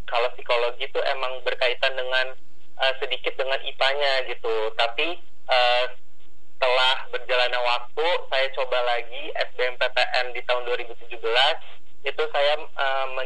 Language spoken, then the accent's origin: Indonesian; Cirebon, West Java, Indonesia; Saya asalnya dari Cirebon Jawa Barat.